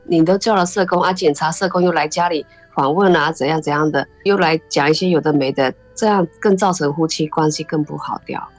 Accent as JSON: {"language": "Chinese", "country": "China", "moved": "as an adult", "lives_now": "Taiwan", "said": "爸爸以前在那边乡下是当村长"}